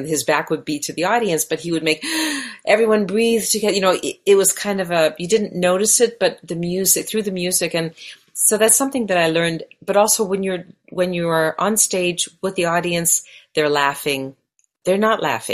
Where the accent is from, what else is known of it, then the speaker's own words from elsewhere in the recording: Canada; first language Hungarian; English is a second language; moved away as an adult; now in Los Angeles, United States; I grew up in Canada and I was born there.